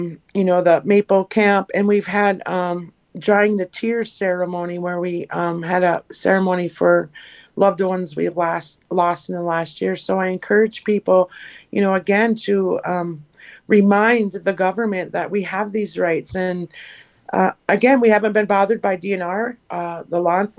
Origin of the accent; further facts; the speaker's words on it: Leech Lake, Minnesota, United States; from Leech Lake, and I'm the Northern Organizer for Minnesota 350